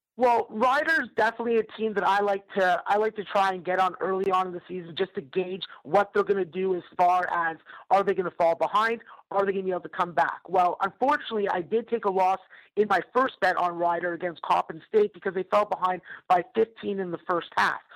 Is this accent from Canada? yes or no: yes; Toronto, Ontario, Canada; I'm a Canadian from Toronto